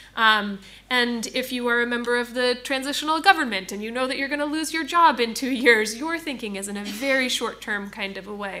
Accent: United States; I'm coming from the United States

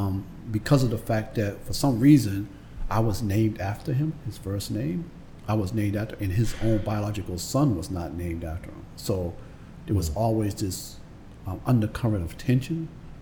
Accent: Boston, Massachusetts, United States; I grew up on Facetown Street, late 60s. Facetown Street, Dorchester, at the time, it was considered the border of Dorchester and Roxbury. I think now they just say it's Dorchester.

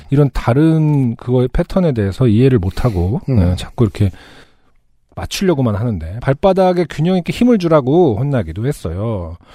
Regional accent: Sangju, North Gyeongsang, South Korea; 저는 경북 상주 출신인데 지방 사시는 분들은 알겠지만 엄청나게 중한 질병이 아닌 이상 가봤자 근처 광역시의 큰 병원이 최선일 때가 많죠.

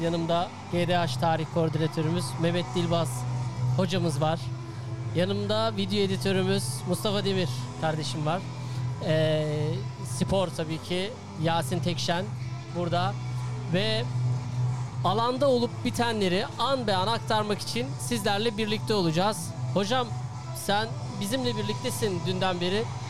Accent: Erbaa, Tokat, Turkey; Ben değer Erbağlıyım

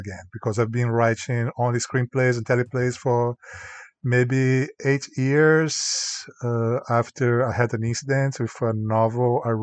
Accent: Goiânia, Goiás, Brazil; English is a second language; moved away as an adult; also born or lived in Canada; now in United States; I also was a volunteer in the bus terminal in Goiânia, my hometown, Brazil

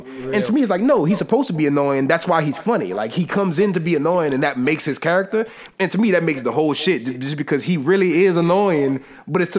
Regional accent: Louisiana, United States; I'm from Louisiana

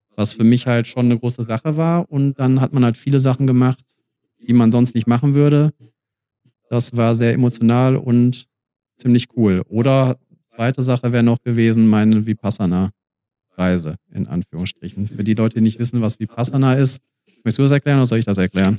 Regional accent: Germany; also born or lived in Australia; Deutschland ist meine Heimat

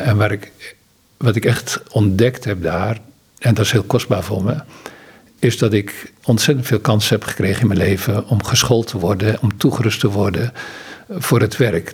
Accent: Netherlands; moved away as an adult; also born or lived in Ghana; als Nederlander

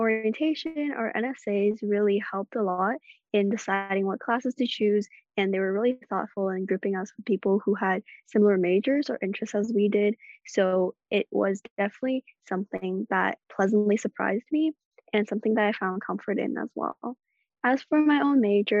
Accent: Hong Kong; moved away as an adult; now in Los Angeles, United States; I'm all the way from Hong Kong

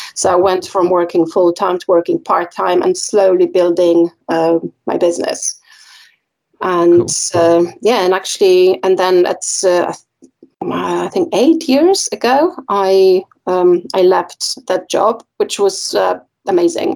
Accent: Poland; now in United Kingdom; I'm, I'm originally from Poland

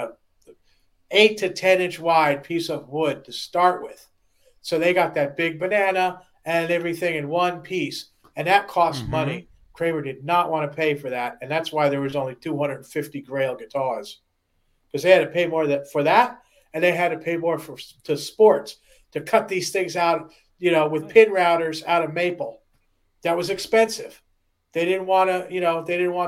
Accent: outside of Detroit, Michigan, United States; I was made outside of Detroit

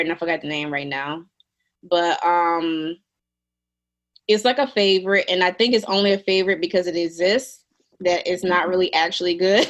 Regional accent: New Orleans, Louisiana, United States; moved away as an adult; now in Jackson, United States; growing up in New Orleans, I was always in very black environments.

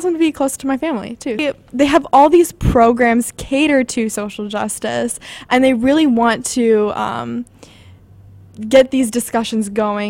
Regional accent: Milwaukee, Wisconsin, United States; moved away as an adult; now in Chicago, United States; I'm from Milwaukee, Wisconsin

